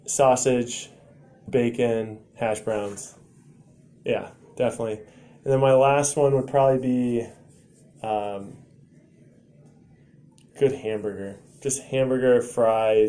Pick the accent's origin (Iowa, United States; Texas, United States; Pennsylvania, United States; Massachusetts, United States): Iowa, United States; Pella; when I grew up in Pella, and there's a lot of tall people in Pella